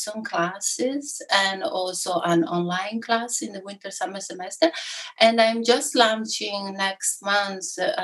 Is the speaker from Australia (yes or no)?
no; Italy; first language Italian; English is a second language; moved away as an adult; also born or lived in London, United Kingdom / Dublin, Ireland / San Francisco, United States / Stockholm, Sweden; now in Ithaca, United States; I was born and raised in Italy, where I lived my first 20 plus year of my life